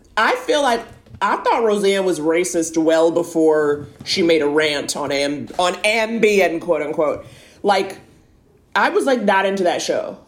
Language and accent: English; New York, United States; I grew up in New York, dating in New York